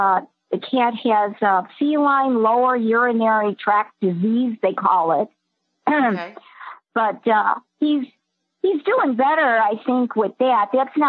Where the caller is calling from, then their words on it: Skokie, Illinois, United States; from Skokie, Illinois. Skokie.